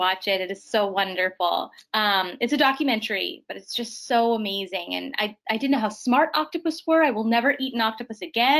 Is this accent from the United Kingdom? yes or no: no; Winnipeg, Manitoba, Canada; moved away; I'm from Winnipeg, which is like right in the middle.